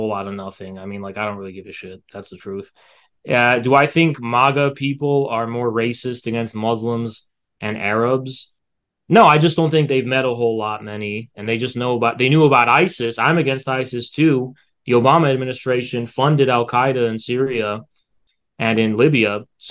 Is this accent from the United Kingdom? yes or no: no; United States; I've just never really been outside the U.S. I'm actually an American.